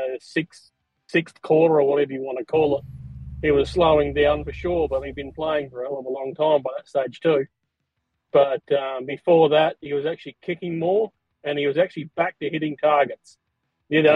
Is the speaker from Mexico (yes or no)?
no; Broken Hill, New South Wales, Australia; I grew up in Broken Hill